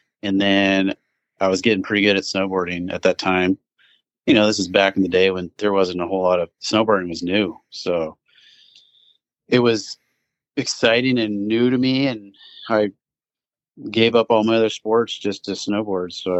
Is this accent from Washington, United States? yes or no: yes; Kirkland, Washington, United States; also born or lived in Mesa, Arizona; I was born in Mesa, Arizona, and pretty much moved when I was a pretty young child up to Washington, so been living in Washington, Kirkland, Washington for my whole life